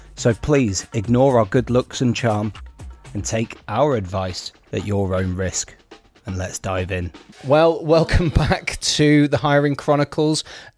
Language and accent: English; Bournemouth, South West England, United Kingdom; born there; people might not know this about me, but I was born in Bournemouth.